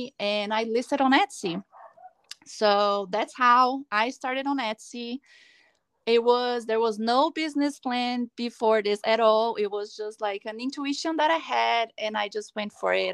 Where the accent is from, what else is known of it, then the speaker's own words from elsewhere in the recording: Brazil; moved away as an adult; also born or lived in Los Angeles, California, United States; now in Palm Desert, United States; I'm originally from Brazil, but I've been living in California for the past 8 years. I live now in Palm Desert